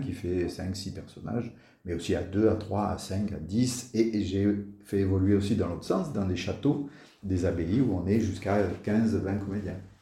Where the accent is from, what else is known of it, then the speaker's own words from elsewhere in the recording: Marseille, Provence-Alpes-Côte d'Azur, France; moved away as an adult; je suis marseillais, j'y ai vécu pendant une euh, trentaine d'années, mes, mes 30 premières années